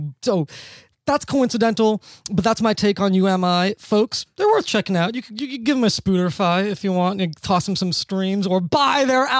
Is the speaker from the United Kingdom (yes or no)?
no; Australia; I'm an Australian. There's actually a lot of Italian. There's a lot of paisans in Australia.